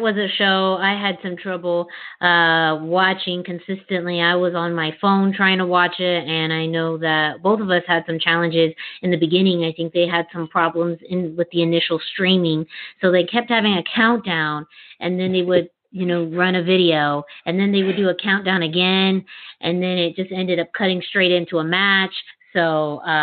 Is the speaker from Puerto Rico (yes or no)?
yes; Puerto Rico; accent: Puerto Rican; My Puerto Rican accent